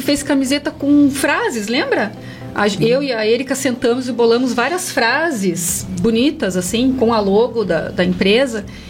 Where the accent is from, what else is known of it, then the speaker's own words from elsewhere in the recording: Curitiba, Paraná, Brazil; now in Castro, Brazil; eu também não sou daqui, de Castro, né? Sou de Curitiba. Quando eu vim para cá, eu abri o meu espaço